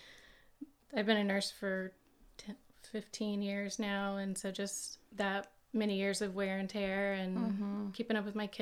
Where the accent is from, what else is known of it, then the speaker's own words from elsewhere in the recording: Austin, Texas, United States; now in La Grange, United States; I grew up in Austin, went to high school there